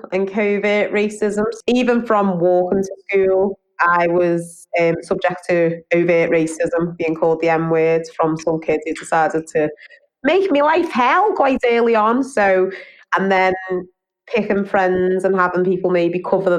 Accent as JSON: {"language": "English", "town": "Halewood", "region": "North West England", "country": "United Kingdom", "tie": "born or raised there", "said": "I grew up in Halewood, which is on the outskirts of Merseyside in Knowsley."}